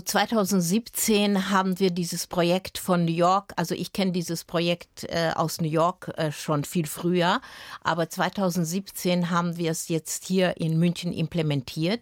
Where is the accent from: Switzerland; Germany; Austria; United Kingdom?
Austria; Vienna; also born or lived in Timișoara, Romania; Ich bin ja in Wien aufgewachsen